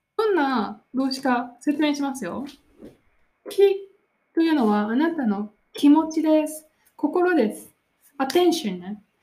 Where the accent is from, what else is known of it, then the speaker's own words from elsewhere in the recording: Nara, Japan; 私の出身の奈良